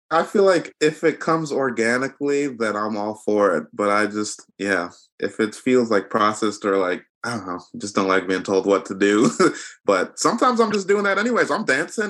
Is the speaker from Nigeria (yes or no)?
yes; Nigeria; I'm Nigerian